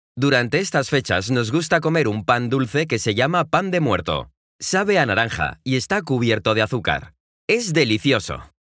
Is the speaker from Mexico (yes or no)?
yes; Mexico; also born or lived in Guadalajara; soy un fotógrafo mexicano que vive en la ciudad de Guadalajara, en México